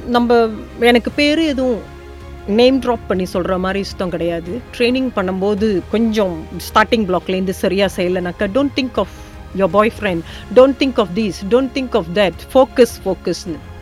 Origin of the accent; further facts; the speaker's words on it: Malaysia; தோட்டப்புறத்துலேருந்து பிறந்து வளர்ந்தனால